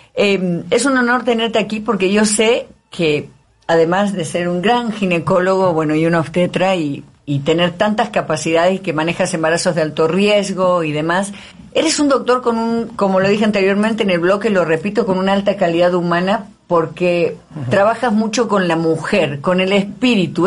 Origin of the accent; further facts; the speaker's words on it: Río Tercero, Córdoba, Argentina; moved away as an adult; now in Mexico City, Mexico; ciudadana ilustre de en Río Tercero, en Córdoba, donde yo soy en Argentina